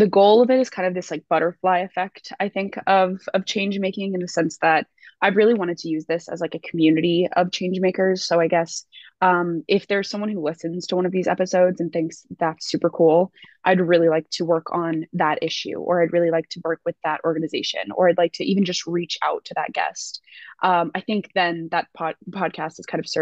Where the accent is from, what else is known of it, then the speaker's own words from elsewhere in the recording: Colorado, United States; moved away as an adult; also born or lived in Washington, D.C. / Outer Banks, North Carolina / Virginia / Oxford; I'm from Colorado originally